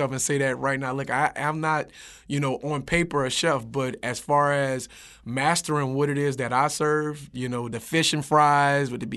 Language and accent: English; New Orleans, Louisiana, United States; I'm from the 7-ward.